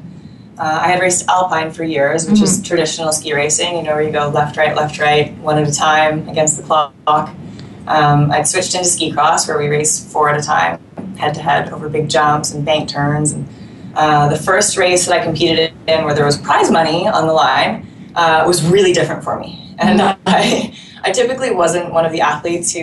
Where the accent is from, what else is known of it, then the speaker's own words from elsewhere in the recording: Whistler, British Columbia, Canada; I grew up in Whistler, so I was pretty much on skis as soon as I was able to walk